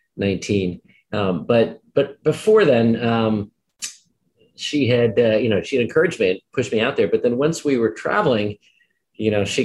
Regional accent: New Jersey, United States; I was. Both my parents were foreigners. My mom was a small town doctor from Brazil and my dad was Austrian.

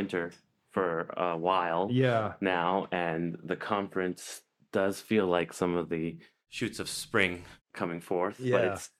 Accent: Canada; moved away as an adult; also born or lived in Oxford, United Kingdom; now in San Francisco, United States; Did medical school in my hometown in Canada.

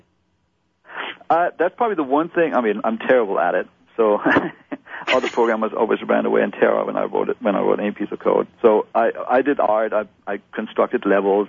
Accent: Germany; now in United States; I'm I'm originally from Germany

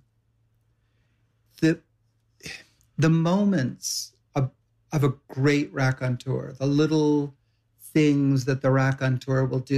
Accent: Savannah, Georgia, United States; now in New York, United States; I come from Savannah

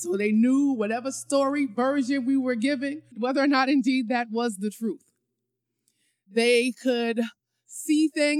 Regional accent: New York City, New York, United States; moved away as an adult; also born or lived in College Park, Maryland; I'm a New Yorker, so I gotta stay fly.

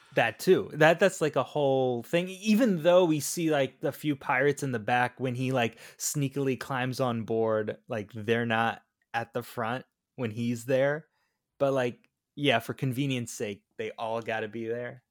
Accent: Florida, United States; born and raised in Florida

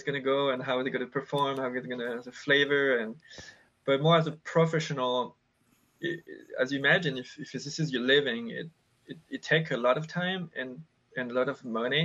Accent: France; moved away as an adult; now in United States; I grew up in France in countryside

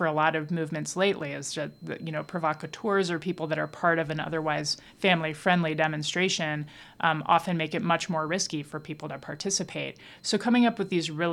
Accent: Dayton, Ohio, United States; also born or lived in Santa Fe, New Mexico; I grew up in two places, Dayton, Ohio, and Santa Fe, New Mexico

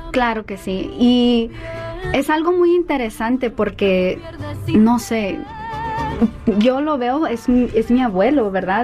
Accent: Los Angeles, California, United States; yo crecí aquí en Los Ángeles, me crió mi mamá casi como single mother

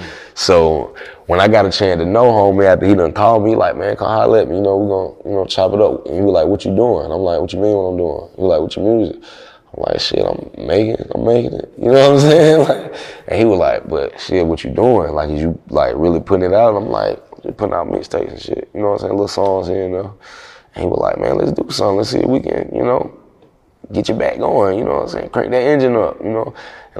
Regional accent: the South, United States; I thought I was supposed to keep it neutral because I'm from the South, you know what I'm saying?

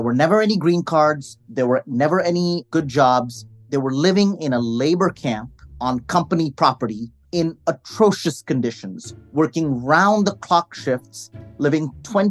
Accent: Delhi, India; I'm from Delhi.

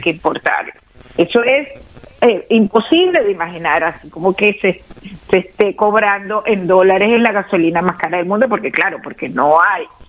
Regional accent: Venezuela; nosotros como pueblo venezolano

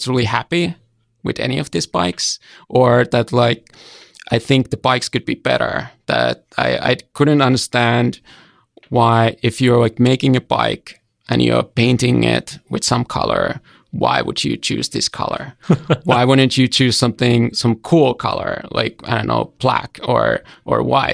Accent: Hämeenlinna, Kanta-Häme, Finland; moved away; I grew up in a smaller town called Hämeenlinna. It's about 1 hour away from Helsinki

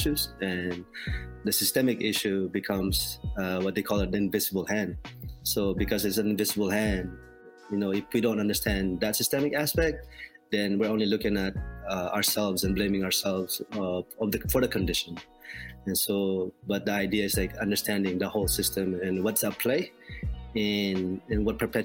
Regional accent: Philippines; moved away; I grew up in the Philippines in poverty along the Riles in the shantytown.

